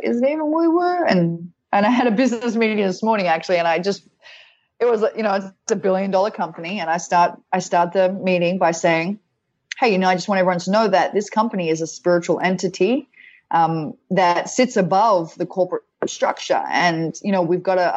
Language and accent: English; Australia; moved away; I'm Australian